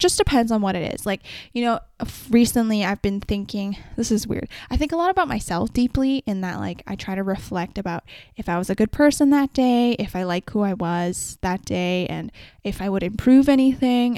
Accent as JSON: {"language": "English", "town": "Vancouver", "region": "British Columbia", "country": "Canada", "said": "I come from Vancouver and I come from a very specific population of people"}